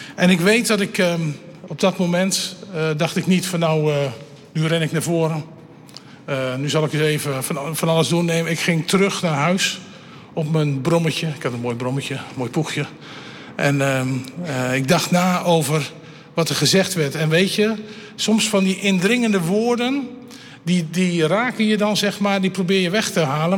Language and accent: Dutch; Elburg, Gelderland, Netherlands; Ik kom van de Veluwe, Elburg